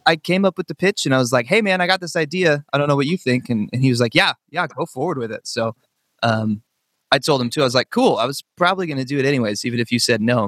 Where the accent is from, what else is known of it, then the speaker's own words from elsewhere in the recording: Northern California, United States; I grew up in Northern California.